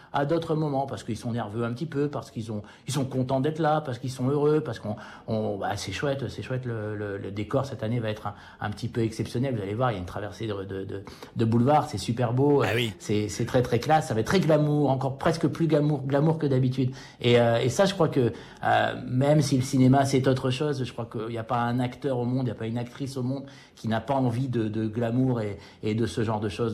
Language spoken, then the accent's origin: French; United States; moi, en tant qu'Américain